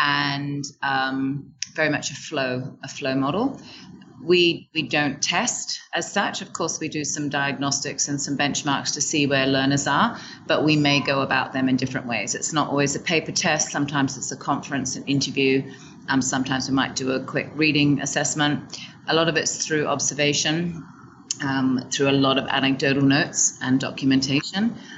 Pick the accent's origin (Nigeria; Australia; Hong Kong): Hong Kong; also born or lived in Shanghai; now in Vietnam; So I was raised in Hong Kong and did a little bit of traveling